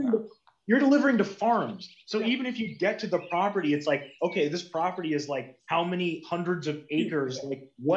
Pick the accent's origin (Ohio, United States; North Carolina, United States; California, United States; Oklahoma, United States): Ohio, United States; I'm from Ohio.